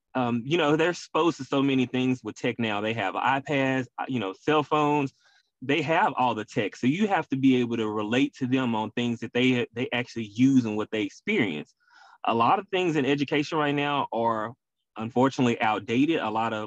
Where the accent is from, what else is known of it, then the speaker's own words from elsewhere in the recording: Memphis, Tennessee, United States; moved away as an adult; now in Houston, United States; I'm born and raised in Memphis, Tennessee, though, but Houston is where I call home